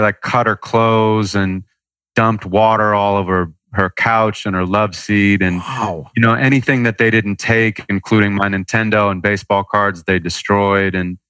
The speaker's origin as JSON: {"language": "English", "town": "Santa Monica", "region": "California", "country": "United States", "tie": "born or raised there", "said": "Santa Monica, California."}